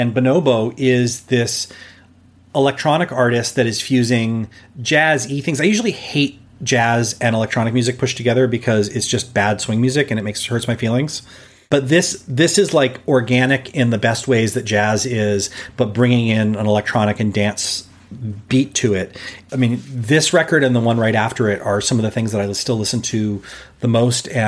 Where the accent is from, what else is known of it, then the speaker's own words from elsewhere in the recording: Los Angeles, California, United States; growing up in Los Angeles, we have this very influential radio station, KROQ, K-Rock. And it's just part of my identity as a Los Angelino